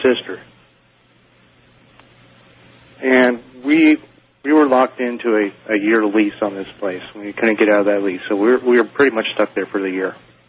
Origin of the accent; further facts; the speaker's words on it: Portland, Oregon, United States; also born or lived in Milwaukie, Oregon; now in Temecula, United States; Originally, I was born and raised in Portland, Oregon, and I lived in a small city outside of Portland called Milwaukee. And when I was probably about 6 years old, my parents had rented this house out in Milwaukee.